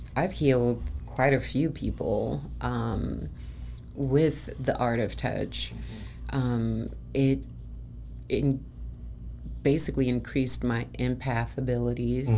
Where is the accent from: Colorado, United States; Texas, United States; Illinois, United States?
Illinois, United States; Chicago; now in Arizona, United States; I'm originally from Chicago